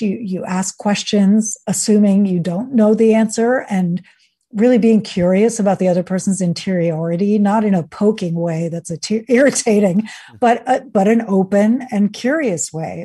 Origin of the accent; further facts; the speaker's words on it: New York, United States; also born or lived in Venezuela / Sweden; So I grew up in the United States, in New York, and, uh, went to Venezuela, where my father's side of the family is from, and Sweden, where my mother's side of the, where my mother is from